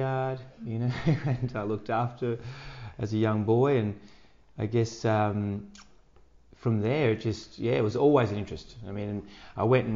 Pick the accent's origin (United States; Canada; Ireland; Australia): Australia; Park Orchards, Victoria; also born or lived in Point Lonsdale; I grew up in, yeah, in Park Orchards, that area.